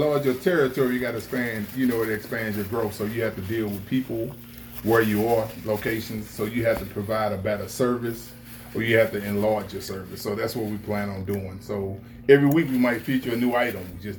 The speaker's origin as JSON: {"language": "English", "town": "East St. Louis", "region": "Illinois", "country": "United States", "tie": "born or raised there", "said": "And I'm from East St. Louis, Illinois, too. Wow. Born and raised."}